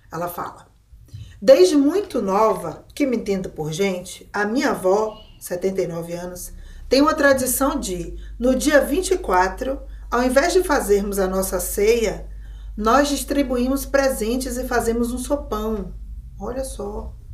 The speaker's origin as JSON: {"language": "Portuguese", "town": "Recife", "region": "Pernambuco", "country": "Brazil", "said": "Eu sou de Recife, mas tenho família em São Paulo, na Bahia."}